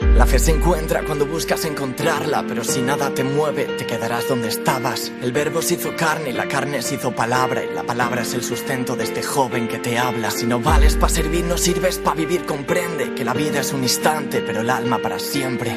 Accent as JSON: {"language": "Spanish", "town": "Madrid", "region": "Community of Madrid", "country": "Spain", "tie": "born or raised there", "said": "yo nací en Madrid, de una familia cristiana"}